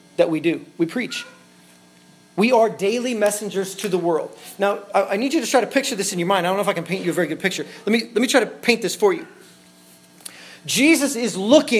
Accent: Tyro, Kansas, United States; moved away; The church that Luke and I grew up in is in Tyro, Kansas

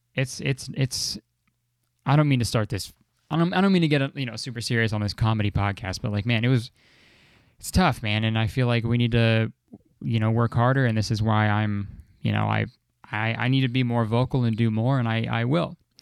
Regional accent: Canada; I'm Canadian

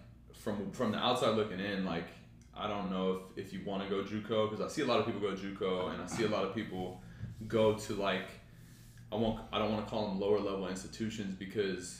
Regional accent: Southlake, Texas, United States; growing up in Carroll, we had Dragon Maker offseason

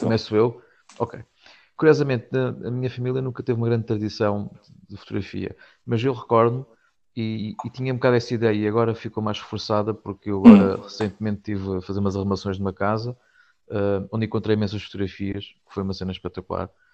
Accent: Castelo Branco, Centro, Portugal; eu sou de Castelo Branco

